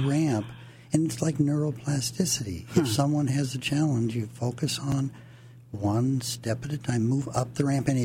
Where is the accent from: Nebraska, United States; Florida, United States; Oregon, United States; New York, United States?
Oregon, United States; I'm from the West Coast, Oregon.